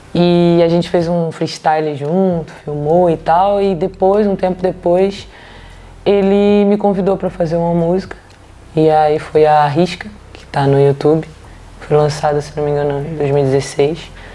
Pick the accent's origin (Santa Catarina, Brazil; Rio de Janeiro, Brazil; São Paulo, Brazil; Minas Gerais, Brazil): Rio de Janeiro, Brazil; now in Copenhagen, Denmark; de onde eu vim do Rio de Janeiro